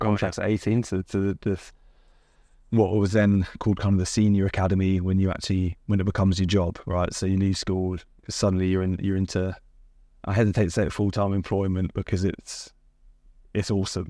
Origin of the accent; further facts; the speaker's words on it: Watford, East of England, United Kingdom; I was in Hertfordshire, I played for Hertfordshire, so I'm, I'm, I'm, I was born in Watford.